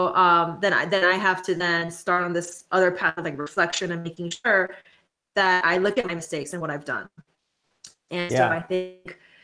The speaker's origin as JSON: {"language": "English", "country": "South Korea", "tie": "born or raised there", "moved": "as an adult", "lives_now": "United States", "said": "first coming to the States for college because I grew up in South Korea"}